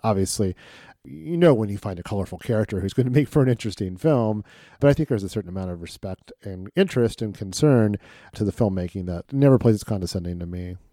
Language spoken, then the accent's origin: English; Midwest, United States; as a Midwesterner